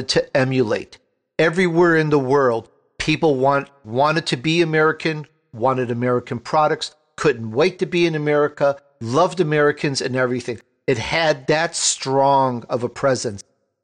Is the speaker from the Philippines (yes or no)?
no; Italy; now in United States; my family, we're immigrants from Italy. I was born in Italy, and it's such a different place now